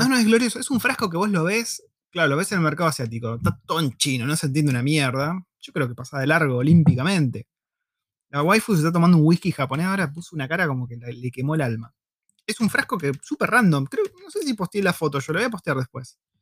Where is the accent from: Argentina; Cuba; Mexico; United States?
Argentina; first language Spanish; moved away as an adult; now in New Zealand; yo soy argentino